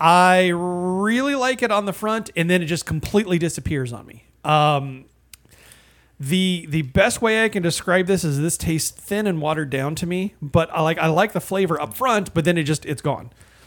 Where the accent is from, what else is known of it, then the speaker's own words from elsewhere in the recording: Indiana, United States; moved away; you're from Indiana.